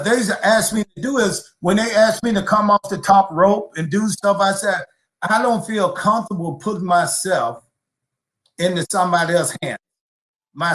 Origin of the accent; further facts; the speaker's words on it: California, United States; also born or lived in Georgia; I'm from California